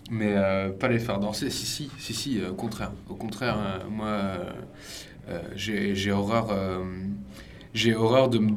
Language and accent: French; Jersey; moved away; also born or lived in Vendée; moi je suis de Jersey, britannique.